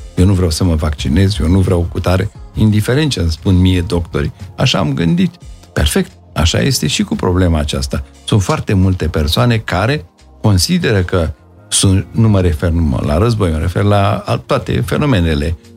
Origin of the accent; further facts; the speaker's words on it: Brașov, Brașov County, Romania; also born or lived in Vaslui; am ajuns până la urmă în Brașov și toată educația mea, ca și a, um, școală primară, ca după aceea liceul, în liceul Andrei Șaguna, am făcut în Brașov.